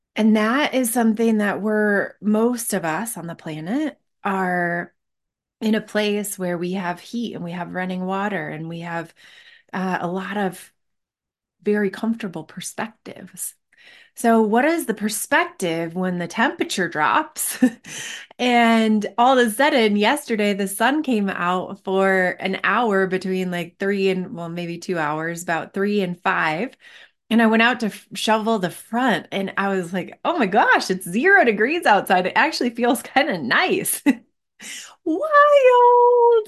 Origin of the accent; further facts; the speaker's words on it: Michigan, United States; now in Colorado, United States; I grew up in Michigan